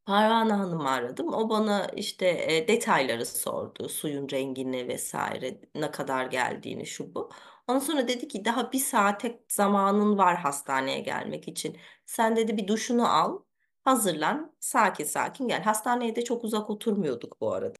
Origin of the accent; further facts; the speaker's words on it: Germany; ben Almanya'da doğdum, büyüdüm.